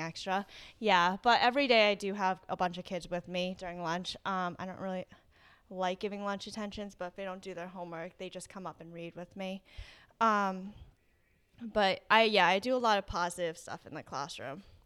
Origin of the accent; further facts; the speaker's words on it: East Greenwich, Rhode Island, United States; also born or lived in South Korea; I grew up in East Greenwich, um, but I, I'm originally from South Korea.